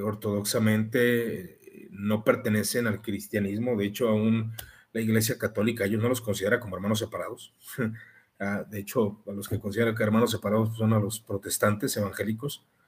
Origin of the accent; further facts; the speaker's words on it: Mexico; Como mexicano